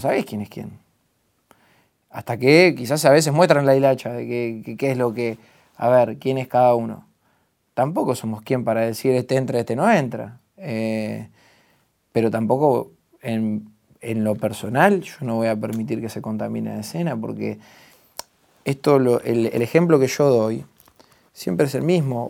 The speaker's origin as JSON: {"language": "Spanish", "town": "La Plata", "region": "Buenos Aires Province", "country": "Argentina", "tie": "born or raised there", "said": "vivir en donde yo nací"}